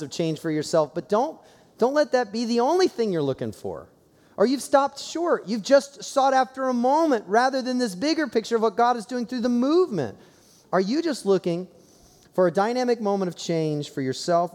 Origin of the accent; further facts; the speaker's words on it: Columbus, Ohio, United States; I growing up in Columbus, Ohio